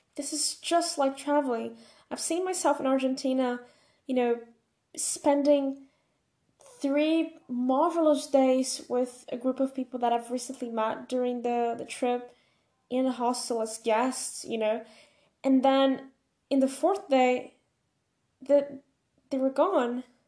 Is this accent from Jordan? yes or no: no; Brazil; first language Portuguese; English is a second language